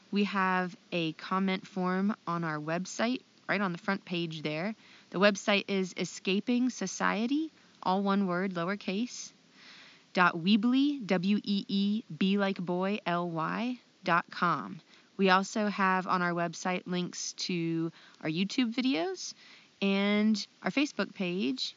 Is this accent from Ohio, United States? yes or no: yes; Ohio, United States; I'm from Ohio.